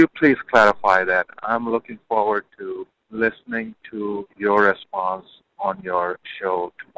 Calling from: North Carolina, United States; I'm calling from North Carolina.

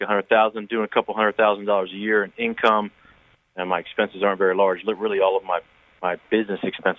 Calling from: Florida, United States

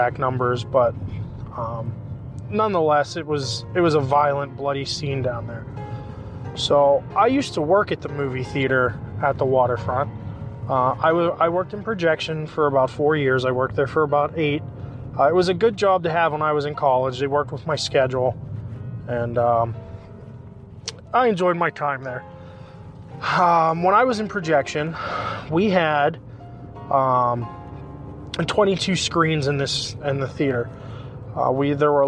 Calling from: Pittsburgh, Pennsylvania, United States; I'm calling you from Pittsburgh, PA.

